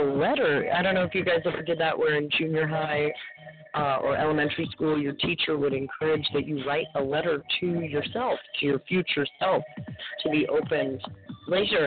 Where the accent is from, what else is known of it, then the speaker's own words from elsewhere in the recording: Los Angeles, California, United States; I was from North Hollywood